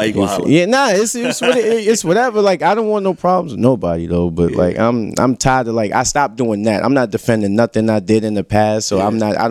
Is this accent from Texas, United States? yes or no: no; New York, United States; moved away as an adult; now in Atlanta, United States; I'm from New York